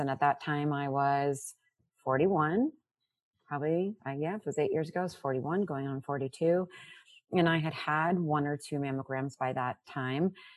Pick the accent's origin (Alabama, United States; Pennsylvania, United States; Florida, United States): Florida, United States; South; also born or lived in Brooklyn, New York; now in New Jersey, United States; I am uh, living in New Jersey now, but I grew up in Florida, born in Brooklyn